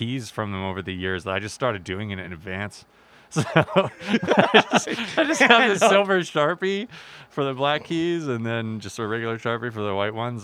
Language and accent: English; Calgary, Alberta, Canada; moved away as an adult; now in British Columbia, Canada; I am not from Vancouver. I'm actually from Calgary.